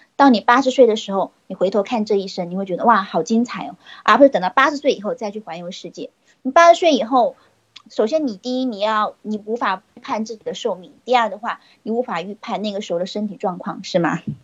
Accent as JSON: {"language": "Chinese", "town": "Nanchang", "region": "Jiangxi", "country": "China", "said": "我来自江西的南昌"}